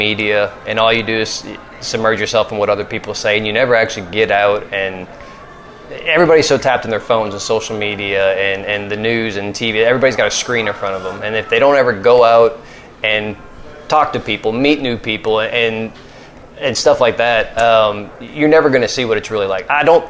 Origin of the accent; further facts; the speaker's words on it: the South, United States; I'll say growing up in the South with a white mom and a black dad and having two mixed brothers